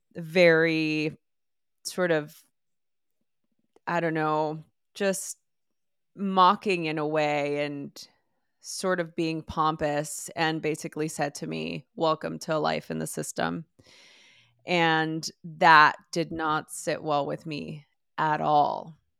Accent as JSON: {"language": "English", "town": "Los Angeles", "region": "California", "country": "United States", "tie": "born or raised there", "said": "I grew up in East Los Angeles in the early nineties"}